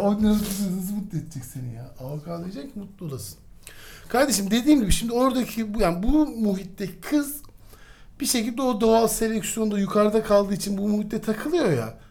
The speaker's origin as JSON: {"language": "Turkish", "region": "Istanbul", "country": "Turkey", "tie": "born or raised there", "said": "1977'de ee, İstanbul'da Zeynep Kamil Hastanesi'nde doğdum"}